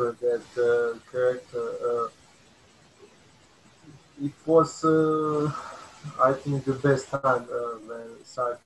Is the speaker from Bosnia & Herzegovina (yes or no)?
yes; Republika Srpska, Bosnia & Herzegovina; English is a second language; I'm from Bosnia and Herzegovina. In fact, that's a part of Bosnia and Herzegovina called the Republic of Srpska. I live in East Herzegovina in the mountain area